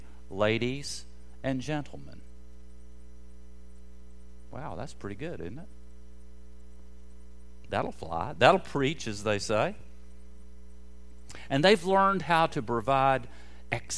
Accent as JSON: {"language": "English", "region": "North Carolina", "country": "United States", "said": "I was from North Carolina"}